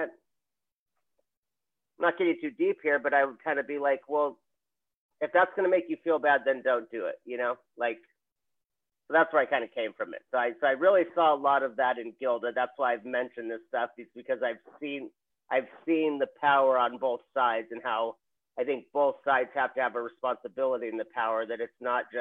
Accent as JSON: {"language": "English", "region": "Hawaii", "country": "United States", "said": "I'm from Hawaii"}